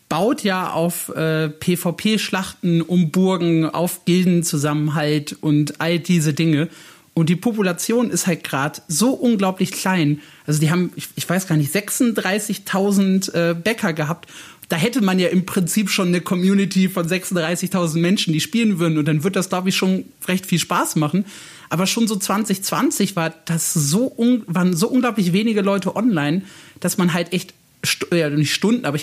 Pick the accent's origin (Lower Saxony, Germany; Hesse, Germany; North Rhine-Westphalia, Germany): North Rhine-Westphalia, Germany; Gelsenkirchen; weil ich bin äh, Schalke-Fan, ich bin in Gelsenkirchen aufgewachsen und ich weine dem Verein tatsächlich ein Tränchen hinterher.